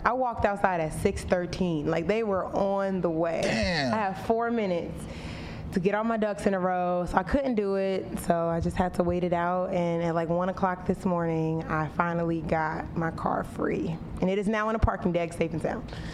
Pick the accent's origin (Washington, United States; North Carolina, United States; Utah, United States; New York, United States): North Carolina, United States; my hometown in North Carolina